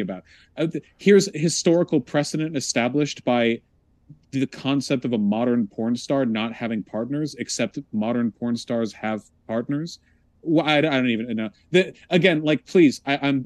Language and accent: English; United States; I'm an American